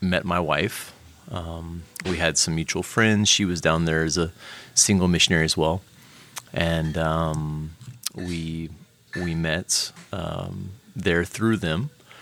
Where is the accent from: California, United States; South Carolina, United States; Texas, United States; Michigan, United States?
Texas, United States; Houston; also born or lived in Lima, Peru; I'm originally from Houston, Texas